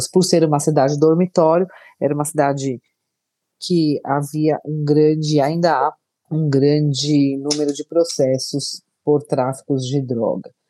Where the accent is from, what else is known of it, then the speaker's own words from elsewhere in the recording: São Paulo, Brazil; Sou de São Paulo, ingressei no Ministério Público de São Paulo em 2003.